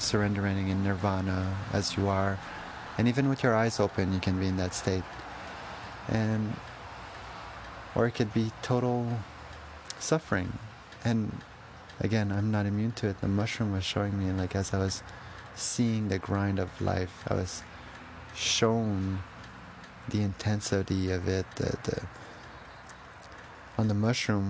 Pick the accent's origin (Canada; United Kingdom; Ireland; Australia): Canada; as a Canadian